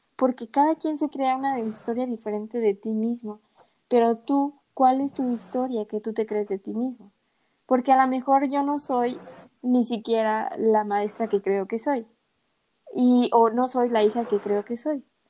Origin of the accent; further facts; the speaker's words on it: Mexico; soy mexicana